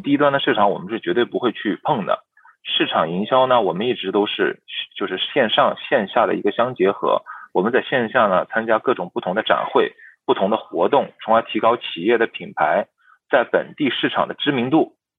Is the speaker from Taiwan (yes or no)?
no; China; now in Toronto, Canada; 我就越从心里支持咱们中国的企业